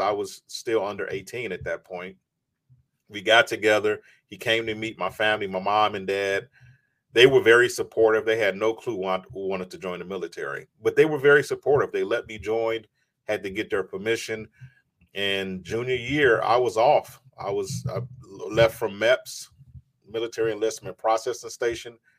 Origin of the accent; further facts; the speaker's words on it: Chicago, Illinois, United States; I grew up in Chicago, south side of Chicago